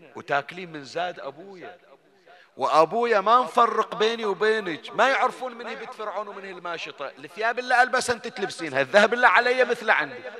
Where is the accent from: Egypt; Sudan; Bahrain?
Bahrain; Bani Jamra, Northern Governorate; عندنا احنا في بني جمرة